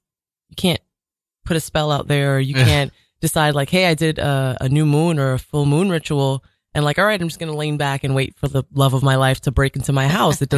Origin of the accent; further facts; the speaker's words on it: Jamaica; Growing up in Jamaica, it was very rough and tumble, you know, the avenue, there was a lot of violence and crime.